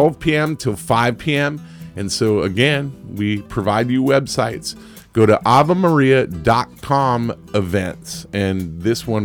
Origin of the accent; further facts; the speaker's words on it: San Francisco Bay Area, California, United States; now in Naples, United States; Where I come from the San Francisco Bay Area